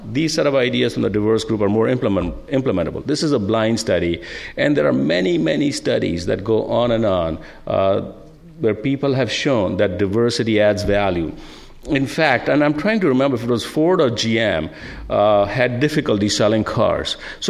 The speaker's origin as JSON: {"language": "English", "country": "India", "moved": "as an adult", "lives_now": "United States", "said": "As Linda came from Greece, I came from India, and I'm glad I did"}